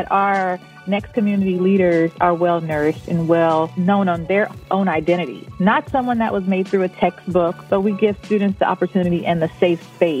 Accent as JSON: {"language": "English", "town": "Orangeburg", "region": "South Carolina", "country": "United States", "moved": "as an adult", "lives_now": "Hawaii, United States", "said": "I'm from South Carolina, a small town called Orangeburg."}